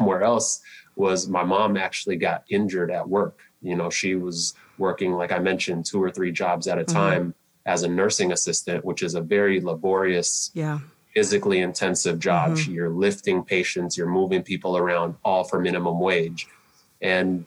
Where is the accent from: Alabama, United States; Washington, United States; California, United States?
Washington, United States; Seattle; also born or lived in Sudan / New York City; When I was 3 years old, we boarded a plane, flew across the Atlantic, and I grew up in South Seattle since I was 3 years old.